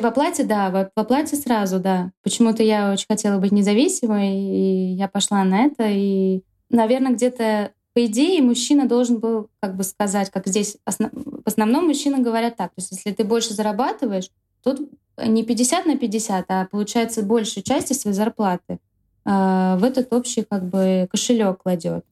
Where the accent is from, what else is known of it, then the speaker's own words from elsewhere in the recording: Russia; moved away as an adult; now in Madrid, Spain; меня никто как бы за русскую ни, никогда не, не принимал здесь